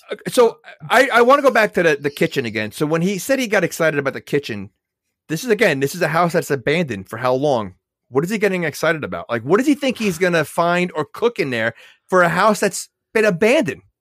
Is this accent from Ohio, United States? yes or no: no; New York, United States; I'm from New York